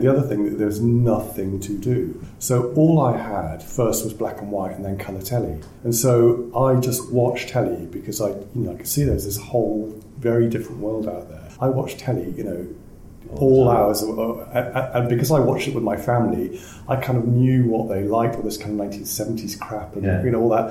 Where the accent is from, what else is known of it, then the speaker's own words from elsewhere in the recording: South Wales, United Kingdom; moved away; I grew up in Wales